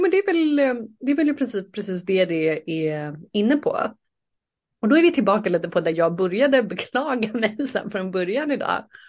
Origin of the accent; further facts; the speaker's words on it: Saltsjöbaden, Stockholm County, Sweden; moved away; jag är uppvuxen i Saltsjöbaden